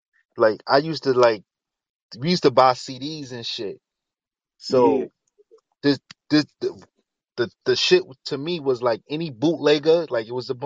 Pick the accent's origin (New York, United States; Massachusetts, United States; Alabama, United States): New York, United States; New York City; me and Hell Rev is not that tight because I'm from Harlem and homie from the Bronx